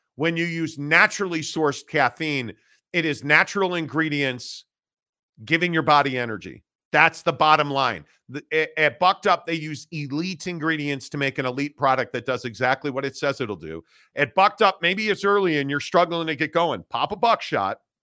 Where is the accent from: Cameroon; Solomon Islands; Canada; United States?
United States; Northbrook, Illinois; I grew up in Northbrook, northern suburbs of, uh, Chicago